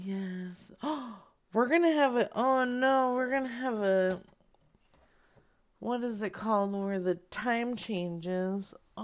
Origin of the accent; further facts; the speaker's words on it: Arizona, United States; moved away; I'm from Arizona